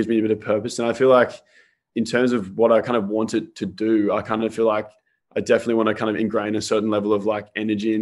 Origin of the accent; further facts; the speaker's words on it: Sydney, New South Wales, Australia; also born or lived in Melbourne, Victoria, Australia; I'm actually from Melbourne originally. So I moved to Sydney when I was about 10